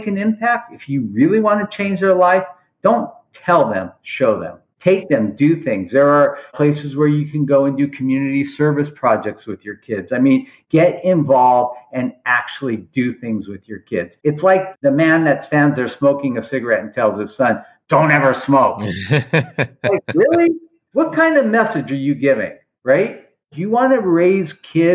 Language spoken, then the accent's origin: English; Los Angeles, California, United States; also born or lived in Beverly Hills; I grew up in Granada Hills.